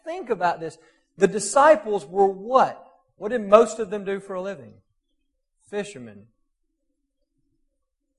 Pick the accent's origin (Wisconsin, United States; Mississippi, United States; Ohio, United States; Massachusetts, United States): Mississippi, United States; South; moved away; also born or lived in Murfreesboro; I grew up in South Mississippi